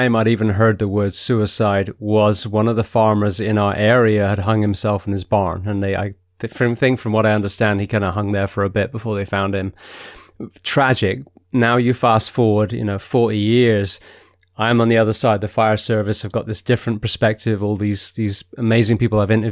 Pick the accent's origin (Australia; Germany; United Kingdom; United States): United Kingdom; England; I'm an Englishman